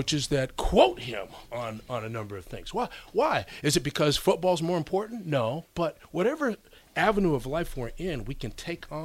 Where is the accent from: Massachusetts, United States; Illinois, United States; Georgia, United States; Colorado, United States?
Massachusetts, United States; also born or lived in New York; I was originally from New York, yeah, but I grew up in Massachusetts